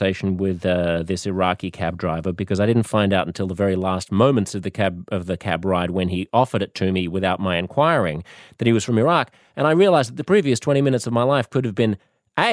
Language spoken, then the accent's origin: English; Australia; What are you doing in my country